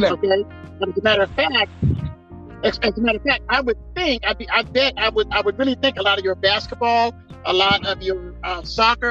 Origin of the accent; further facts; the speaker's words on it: Stockton, California, United States; we are from Stockton